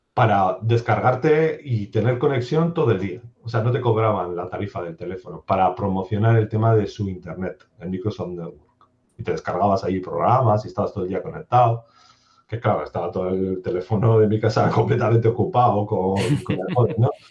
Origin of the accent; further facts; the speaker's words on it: Durango, Basque Country, Spain; also born or lived in Bilbao; Yo soy de Bilbao, bueno, soy realmente de Durango